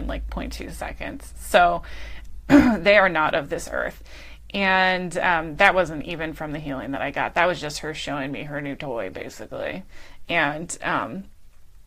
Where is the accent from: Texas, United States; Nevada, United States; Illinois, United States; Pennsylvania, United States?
Pennsylvania, United States; moved away as an adult; now in Aptos, United States; my hometown in Pennsylvania